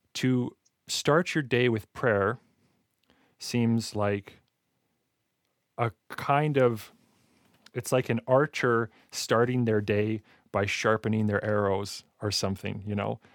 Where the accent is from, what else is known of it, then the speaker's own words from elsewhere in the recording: Alberta, Canada; I'm from Alberta